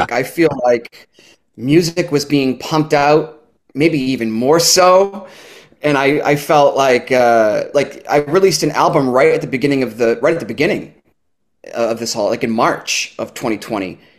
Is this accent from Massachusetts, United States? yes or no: yes; North Shore of Massachusetts, United States; moved away as an adult; now in Bristol, Rhode Island, United States; I'm from the North Shore of Massachusetts